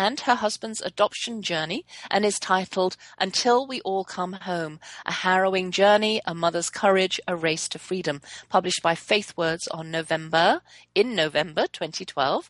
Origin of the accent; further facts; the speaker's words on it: England, United Kingdom; also born or lived in Germany; I was born in Germany, so I grew up fluent in both German and English until I was six. And then when my parents brought us back to England, lost my German